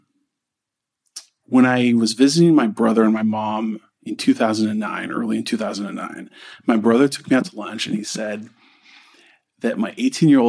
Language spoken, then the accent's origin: English; Orange County, California, United States; moved away as an adult; I grew up in Orange County